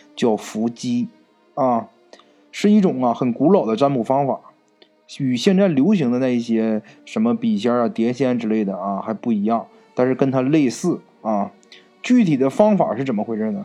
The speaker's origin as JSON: {"language": "Chinese", "region": "Northeast China", "country": "China", "accent": "Northeastern", "said": "咱们东北话"}